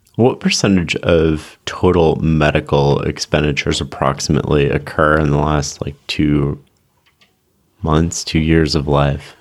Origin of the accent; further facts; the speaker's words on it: Canada; I come from Canada, so we have more socialized sort of healthcare system